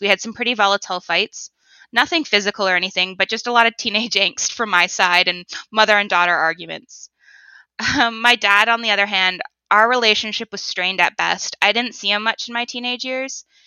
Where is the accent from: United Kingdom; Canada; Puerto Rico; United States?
Canada; Toronto, Ontario; I was born in the Toronto area